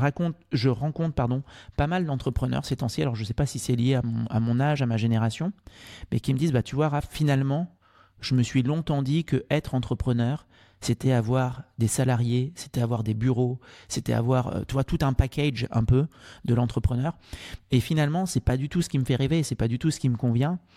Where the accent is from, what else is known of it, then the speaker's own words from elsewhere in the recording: Martinique; moved away as an adult; also born or lived in Angers; Je suis originaire de, de Martinique. Mon papa est martiniquais